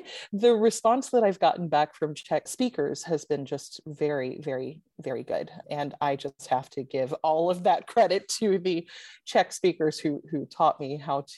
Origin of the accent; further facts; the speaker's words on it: United States; I'm American?